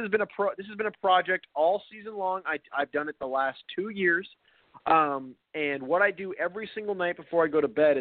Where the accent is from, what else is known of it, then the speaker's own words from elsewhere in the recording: Tacoma, Washington, United States; I'm from the Pacific Northwest, about 30 miles south of Seattle. I live pretty much in a city called Tacoma.